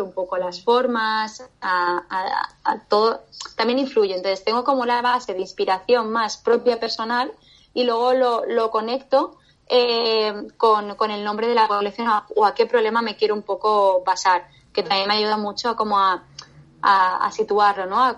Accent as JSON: {"language": "Spanish", "town": "Valencia", "region": "Valencian Community", "country": "Spain", "also_born_or_lived": "Medellín, Colombia", "moved": "yes", "lives_now": "Barcelona, Spain", "said": "vine a Valencia, ¿vale? Eh, a, mi tierra"}